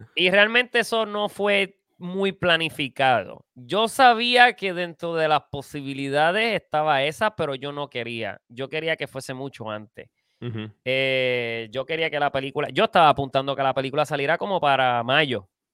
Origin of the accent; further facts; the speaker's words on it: Puerto Rico; somos boricuas